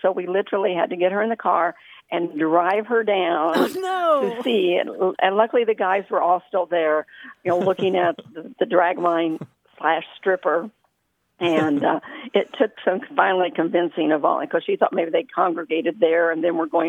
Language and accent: English; Dugger, Indiana, United States; now in Terre Haute, United States; I grew up southeast of here in a little town called Duggar, Indiana, and it's in west central Indiana, and it's mining country. Years ago, it was deep mines, and now it's surface mining.